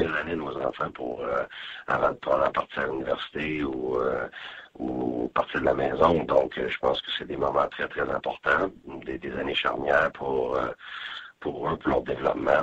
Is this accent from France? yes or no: no; Quebec, Canada; moved away as an adult; also born or lived in Ontario / Temple; Ils étaient tout petit quand on est parti du Québec.